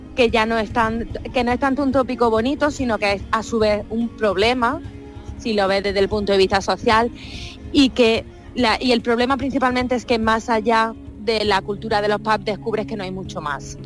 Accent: Linares, Andalusia, Spain; moved away as an adult; Yo soy muy, muy andaluza y lo llevo por bandera. Lógicamente, echo mucho de menos mi tierra.

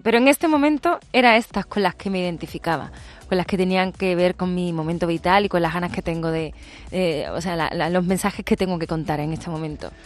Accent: Seville, Andalusia, Spain; en Sevilla, en mi tierra

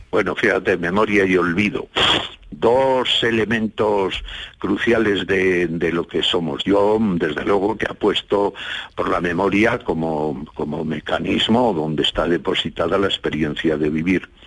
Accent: Villablino, Castile and León, Spain; yo quiero mucho a mi pueblo, eh, al Valle de la Siana.

